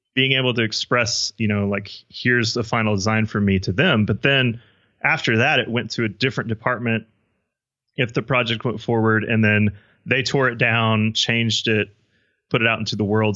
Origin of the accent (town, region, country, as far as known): Midland, Texas, United States; born or raised there